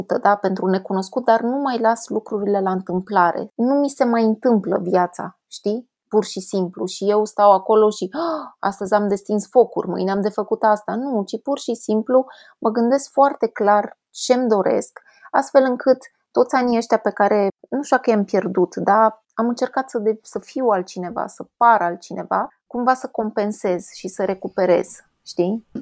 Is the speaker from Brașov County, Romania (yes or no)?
yes; Brașov, Brașov County, Romania; vin din Ardeal, din Brașov